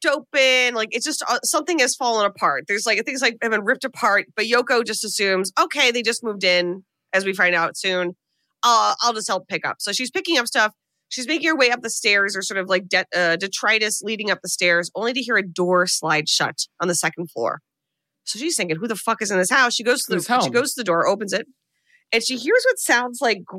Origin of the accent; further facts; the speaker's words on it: United States; as an American